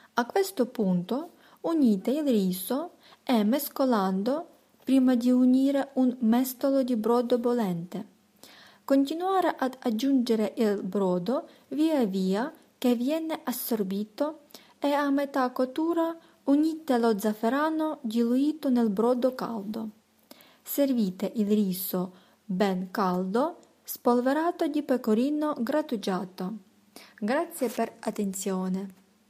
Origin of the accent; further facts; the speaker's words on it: Ukraine; sono di Ucraina